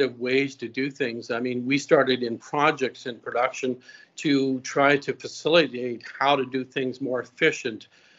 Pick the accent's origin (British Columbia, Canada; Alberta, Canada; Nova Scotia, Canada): Nova Scotia, Canada; Antigonish; moved away as an adult; also born or lived in Winnipeg, Manitoba; I'm from a little area called Antigonish, Nova Scotia. So I grew up on a family farm here.